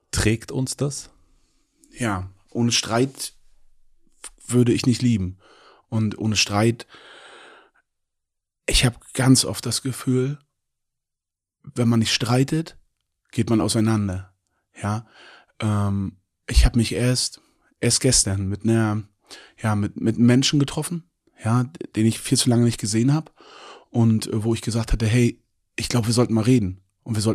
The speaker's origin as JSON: {"language": "German", "region": "Mecklenburg-Vorpommern", "country": "Germany", "said": "Ich komme aus Mecklenburg-Vorpommern, ja, und lebe dort extrem gerne."}